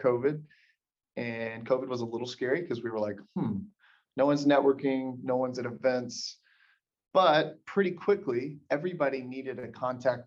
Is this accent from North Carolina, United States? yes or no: no; Birmingham, Alabama, United States; also born or lived in Cleveland, Tennessee; I grew up in Tennessee, born in Birmingham, moved to Cleveland, Tennessee, small town, lived there, and then moved back to Birmingham like 2001 when I was 9 years old